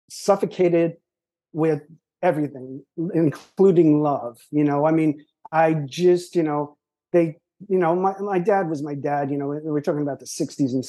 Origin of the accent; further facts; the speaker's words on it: New Jersey, United States; moved away as an adult; also born or lived in San Francisco; we're all from New Jersey, and they all went to Rutgers